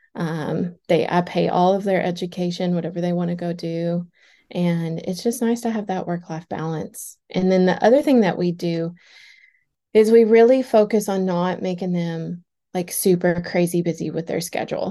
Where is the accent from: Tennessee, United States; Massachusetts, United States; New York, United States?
Tennessee, United States; Cookeville; also born or lived in Nashville, Tennessee; So, I booth rented so many days in Cookville, which is my hometown. That's where I'm originally from